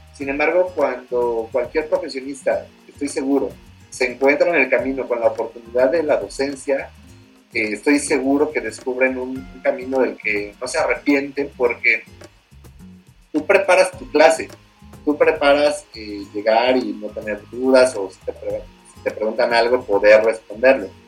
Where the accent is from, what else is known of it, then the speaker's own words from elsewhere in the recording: Mexico City, Mexico; moved away as an adult; now in Puebla, Mexico; Yo soy originario de la Ciudad de México